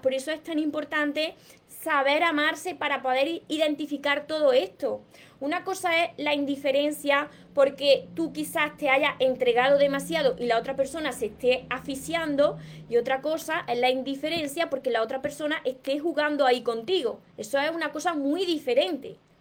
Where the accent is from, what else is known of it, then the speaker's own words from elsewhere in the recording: Córdoba, Andalusia, Spain; soy de Córdoba. Por eso me como la S. Por eso hablo de esta manera